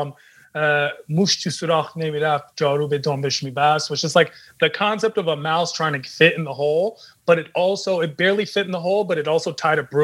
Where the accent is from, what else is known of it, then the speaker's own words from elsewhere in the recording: United States; Growing up in America, neither one of us had to be extremely Persian or Iranian.